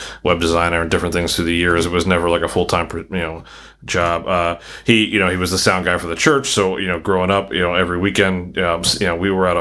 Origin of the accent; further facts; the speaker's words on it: Maryland, United States; moved away as an adult; now in Philadelphia, United States; growing up in Maryland